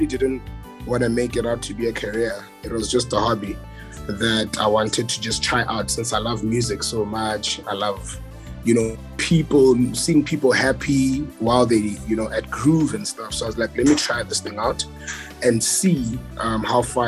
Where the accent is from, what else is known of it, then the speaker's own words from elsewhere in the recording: Polokwane, Limpopo, South Africa; also born or lived in Pretoria; I was born and bred in Polokwane, moved to Pretoria for studies, came back to Polokwane for work purposes, and then I'm currently residing in Polokwane.